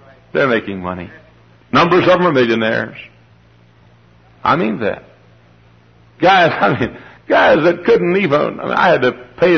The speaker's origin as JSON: {"language": "English", "town": "Dallas", "region": "Texas", "country": "United States", "tie": "born or raised there", "moved": "yes", "lives_now": "Hammond, United States", "said": "I grew up in Dallas."}